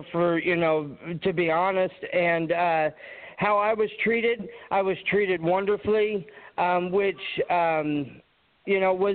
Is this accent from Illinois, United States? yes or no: yes; Champaign, Illinois, United States; I'm from Champaign, Illinois, and I am a pro classic physique bodybuilder.